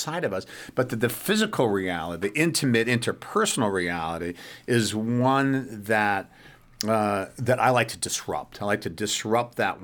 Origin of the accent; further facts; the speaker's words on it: United States; as an American